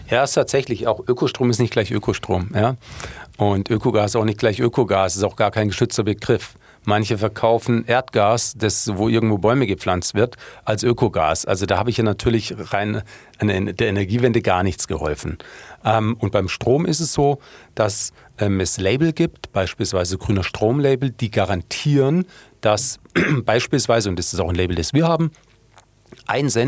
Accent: Munich, Bavaria, Germany; aber das Problem als Münchner ist ja dann

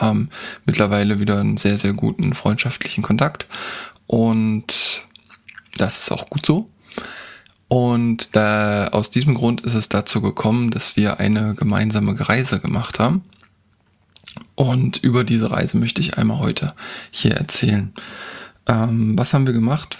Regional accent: Germany; also born or lived in Harz; bei uns in Deutschland

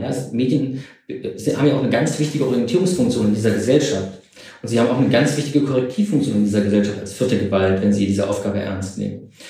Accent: East Germany, Germany; ich bin ja sogar noch in der DDR groß geworden

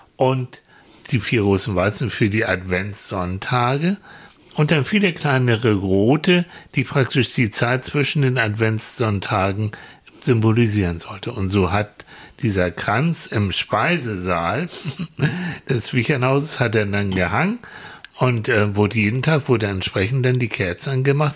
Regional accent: Hamburg, Germany; wir kommen aus Hamburg

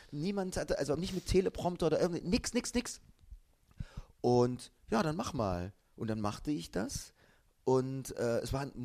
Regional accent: East Germany, Germany; weil ich komme aus der DDR.

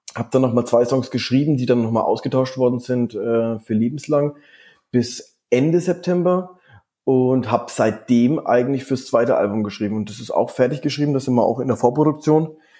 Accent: Erlangen, Bavaria, Germany; now in Düsseldorf, Germany; dem Ort, wo ich aufgewachsen bin, aus, aus Erlangen

